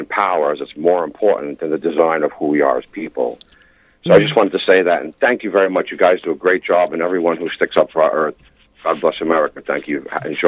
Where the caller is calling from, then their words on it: New York City, New York, United States; calling from Staten Island, New York.